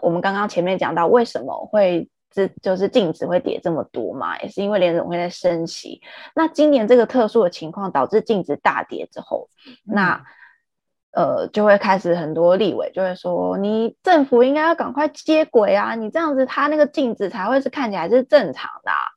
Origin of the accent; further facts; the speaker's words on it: Taiwan; 我们台湾人